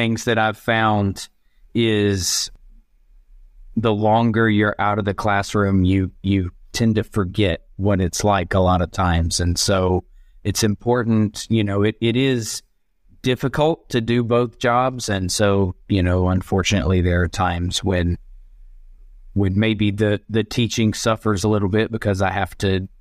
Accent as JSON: {"language": "English", "region": "Georgia", "country": "United States", "also_born_or_lived": "Beijing, China / Brazil / Vietnam / Congo", "moved": "as an adult", "lives_now": "Indonesia", "said": "I'm originally from Georgia in the U.S."}